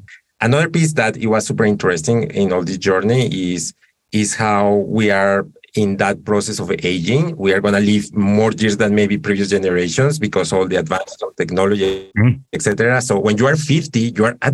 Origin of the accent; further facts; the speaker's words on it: Colombia; moved away; I'm originally from Colombia